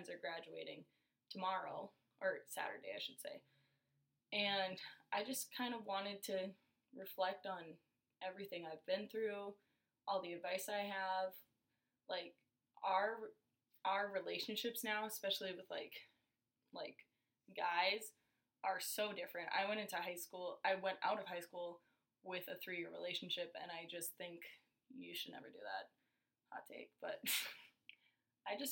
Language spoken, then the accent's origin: English; Larimore, North Dakota, United States; I grew up in Larimore, North Dakota, which is like 20 miles west of Grand Forks.